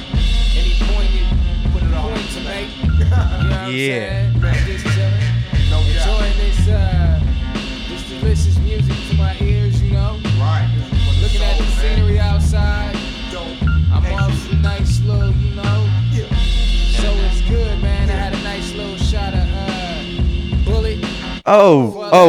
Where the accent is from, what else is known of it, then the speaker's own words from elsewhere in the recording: East Coast, United States; now in Oakland, United States; We broadcasting out of Oakland, California. But I grew up on the East Coast